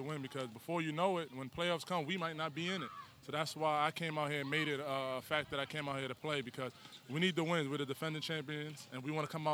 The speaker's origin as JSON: {"language": "English", "town": "New York City", "region": "New York", "country": "United States", "tie": "born or raised there", "said": "I'm a kid from the Bronx, grew up in Eden Wall Projects"}